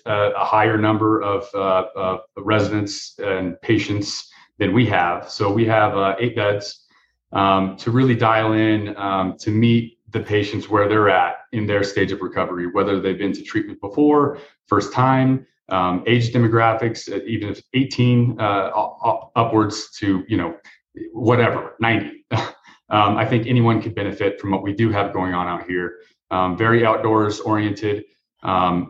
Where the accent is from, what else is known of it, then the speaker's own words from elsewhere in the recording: Denver, Colorado, United States; I grew up in Denver